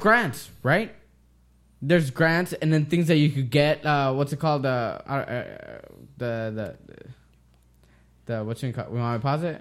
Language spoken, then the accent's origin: English; United States; I am an American and I was born here, raised here, my dad was born here